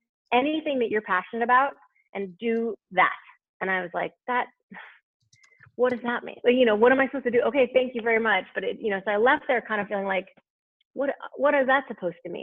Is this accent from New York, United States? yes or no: no; Albuquerque, New Mexico, United States; moved away; also born or lived in Michigan; I grew up in Albuquerque, New Mexico, but my folks went to Michigan